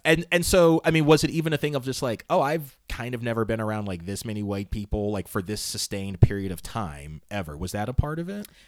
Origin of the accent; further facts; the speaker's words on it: Northern Virginia, United States; also born or lived in Southern California; where I grew up in Northern Virginia